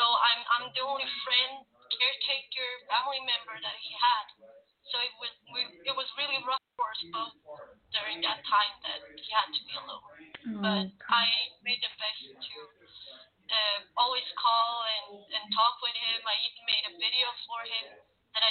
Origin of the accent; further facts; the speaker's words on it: Sweden; I am originally from Sweden. I'm born and raised in Sweden